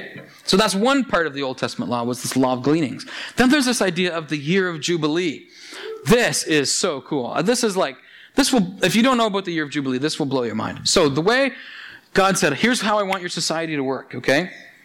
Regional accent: Annapolis Valley, Nova Scotia, Canada; I grew up in the Annapolis Valley, and of course, being a good valley boy, I worked picking apples for 10 years

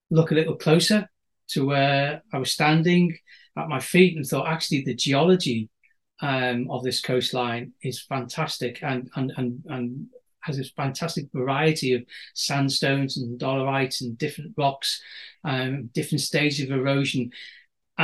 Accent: Wirral Peninsula, North West England, United Kingdom; now in Northumberland, United Kingdom; I was brought up on the Wirral Peninsula, so we're surrounded by salt water on three sides.

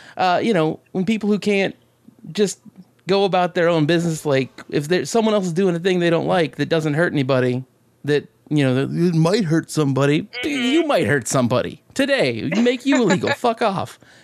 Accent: Alaska, United States; I'm from Alaska

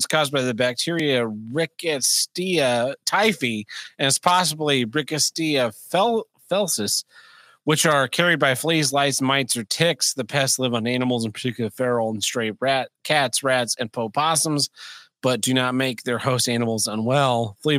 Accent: Missouri, United States; Missouri. Oh, it's from my home state.

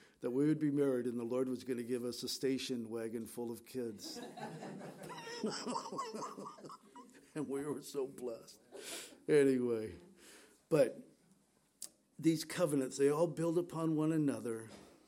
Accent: San Diego, California, United States; We grew up in San Diego

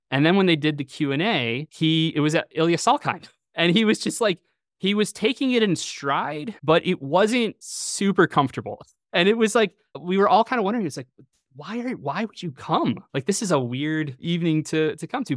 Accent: Chicago suburbs, Illinois, United States; I grew up in the Chicago suburbs

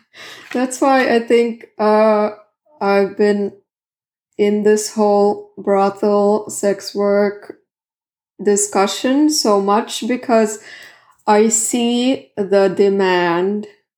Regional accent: Southern Finland, Finland; first language Swedish; English is a second language; I'm from the south. Like, I'm... South Finland. I'm Swedish-speaking Finn.

